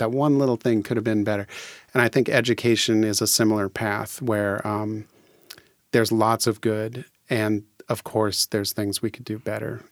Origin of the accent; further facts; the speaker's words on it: Fircrest, Washington, United States; I was born and raised in Faircrest